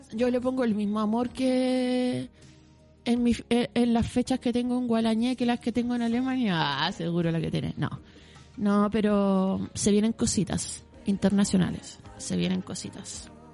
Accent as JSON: {"language": "Spanish", "town": "Santiago", "region": "Santiago Metropolitan Region", "country": "Chile", "said": "caminé como buena santiaguina por los cerros"}